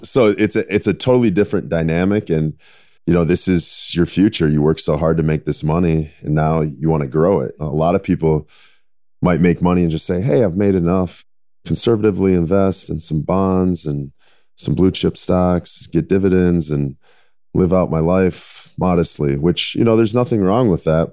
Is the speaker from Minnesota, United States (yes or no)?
yes; Minnesota, United States; growing up in Minnesota